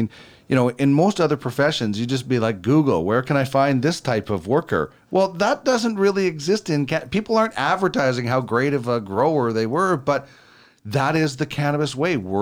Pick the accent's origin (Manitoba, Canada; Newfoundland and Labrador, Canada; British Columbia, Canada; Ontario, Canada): Manitoba, Canada; moved away; I'm from Manitoba originally